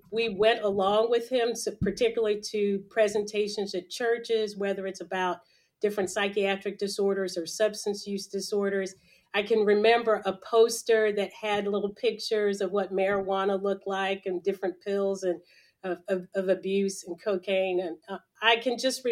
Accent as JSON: {"language": "English", "town": "Nashville", "region": "Tennessee", "country": "United States", "tie": "born or raised there", "also_born_or_lived": "Los Angeles, California", "said": "I was born in Los Angeles, California, but grew up in Nashville, Tennessee, from early grade school on"}